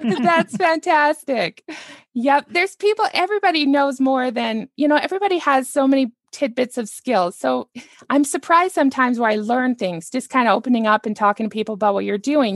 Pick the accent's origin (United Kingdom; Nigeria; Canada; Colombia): Canada; now in United States; I'm actually a Canadian and I live here in the United States